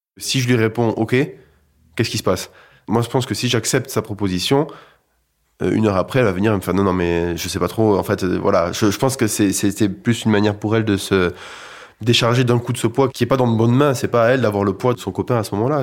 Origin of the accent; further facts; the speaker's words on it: Toulouse, Occitania, France; Moi, je viens de Toulouse, dans une famille de musiciens